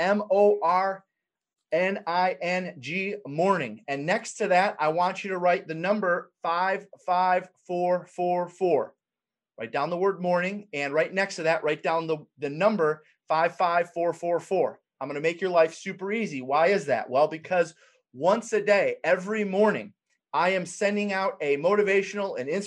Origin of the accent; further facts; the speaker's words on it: Detroit, Michigan, United States; I'm from Detroit, Michigan